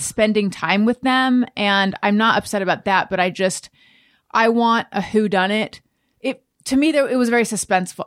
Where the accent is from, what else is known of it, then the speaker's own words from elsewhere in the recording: Orange County, California, United States; I grew up in Orange County.